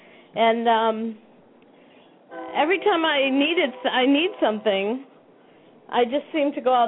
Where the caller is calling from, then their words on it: Sun City, Arizona, United States; I'm in Sun City, Arizona.